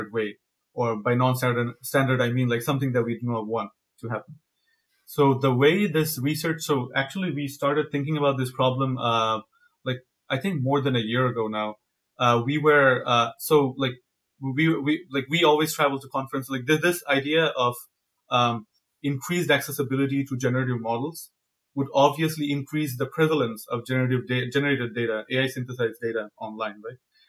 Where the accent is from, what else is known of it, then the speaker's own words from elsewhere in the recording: Bangladesh; moved away as an adult; now in United States; So I come from Bangladesh. I'm originally from Bangladesh. I did my undergrad there, after my undergrad, I came here to do my PhD.